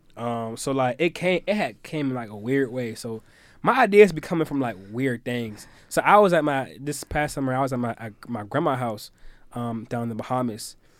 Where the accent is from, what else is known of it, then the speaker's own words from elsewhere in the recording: Virginia Beach, Virginia, United States; I'm from Virginia Beach, Virginia